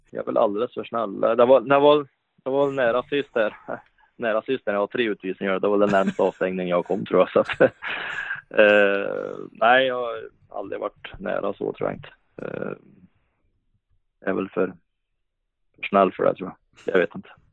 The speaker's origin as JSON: {"language": "Swedish", "town": "Hagfors", "region": "Värmland", "country": "Sweden", "tie": "born or raised there", "also_born_or_lived": "Karlstad / Luleå", "lives_now": "Ransäter, Sweden", "said": "det fanns ju hemma i Hagfors där i många år och det var någonting jag växte upp med"}